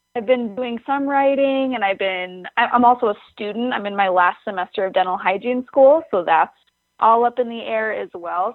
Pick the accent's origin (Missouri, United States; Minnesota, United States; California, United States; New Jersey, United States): Minnesota, United States; Lake Washburn, northern; It's the lake I grew up on and the lake that is just like outside the window from me right now, which is called Lake Washburn